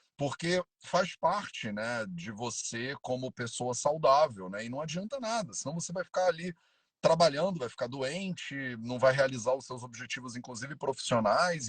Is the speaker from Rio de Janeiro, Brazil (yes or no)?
yes; Rio de Janeiro, Brazil; now in Paraty, Brazil; Eu sou carioca, vivia quase a vida inteira no Rio de Janeiro.